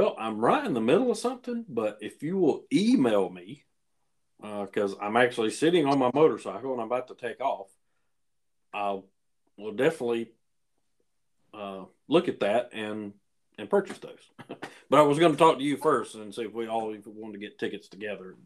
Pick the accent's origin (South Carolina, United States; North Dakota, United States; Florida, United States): South Carolina, United States; Spartanburg; my hometown here in Spartanburg